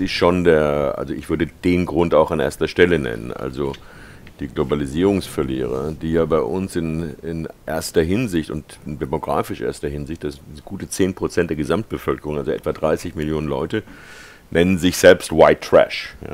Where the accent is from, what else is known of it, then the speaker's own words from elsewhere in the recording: Germany; moved away as an adult; now in California, United States; ich bin 1948 in Deutschland geboren